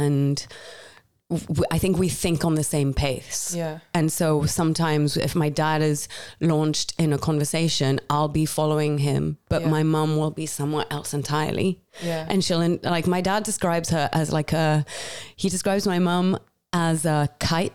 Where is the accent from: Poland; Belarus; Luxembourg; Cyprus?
Luxembourg; moved away as an adult; also born or lived in Paris; now in London, United Kingdom; I'm also growing up in Luxembourg